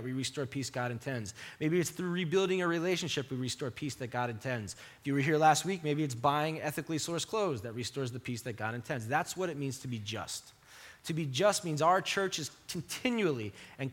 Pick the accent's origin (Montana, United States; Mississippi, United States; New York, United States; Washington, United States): New York, United States; Long Island; growing up on Long Island